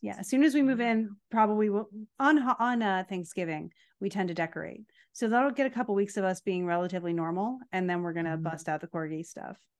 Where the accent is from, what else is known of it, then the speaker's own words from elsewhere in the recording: Pennsylvania, United States; growing up in Pennsylvania stunk